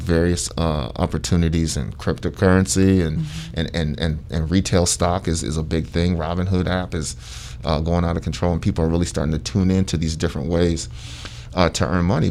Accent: Sandusky, Ohio, United States; moved away as an adult; I'm, I'm originally from Sandusky, Ohio

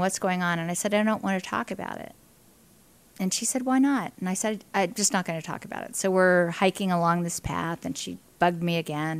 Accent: Indiana, Pennsylvania, United States; I'm a native of Indiana, Pennsylvania, um, an only child

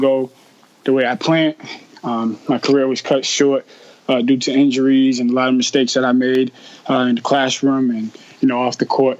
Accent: Boston, Massachusetts, United States; I grew up in Jamaica Plain, tough part of Boston

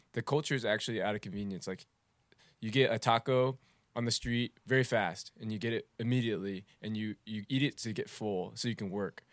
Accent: United States; my culture as a Vietnamese American

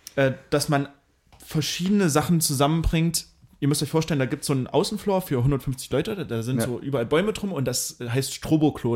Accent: Mühlhausen, Thuringia, Germany; now in Dresden, Germany; Mühlhausen, meine Heimat

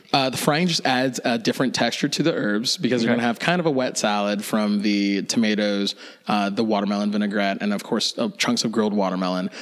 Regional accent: Lexington, Kentucky, United States; I grew up in Lexington, Kentucky

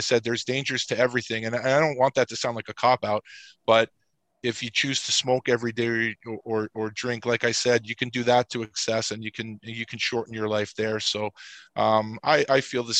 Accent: New York City, New York, United States; I grew up in Queens, which is a borough outside of Manhattan

